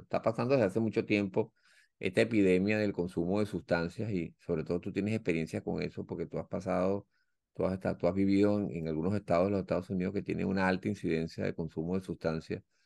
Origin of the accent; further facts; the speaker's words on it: Venezuela; now in United States; nuestro país